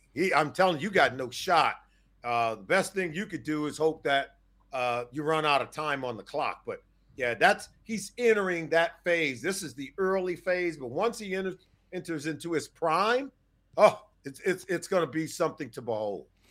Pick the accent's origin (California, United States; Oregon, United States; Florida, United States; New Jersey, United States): California, United States; Compton; also born or lived in Riverside, California; I grew up in Compton, California. Went to high school out in Riverside, Cal.